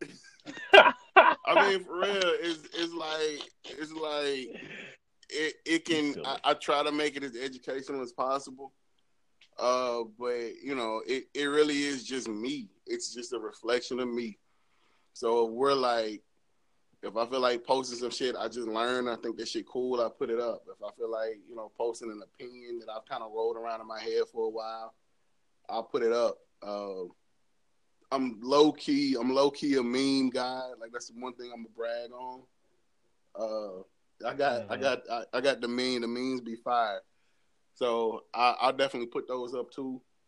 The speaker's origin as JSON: {"language": "English", "town": "St. Louis", "region": "Missouri", "country": "United States", "said": "I know where I come from. I come from St. Louis. But, I mean, for us, like me being a St. Louis nigga is all the culture I need. Like, I'm from here"}